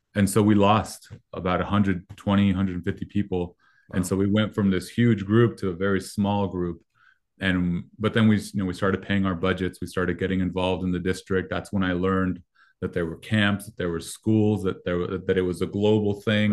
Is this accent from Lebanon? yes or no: no; Mexico; first language Spanish; English is a second language; moved away; I'm Mexican, um, American citizenship, but I was born in Mexico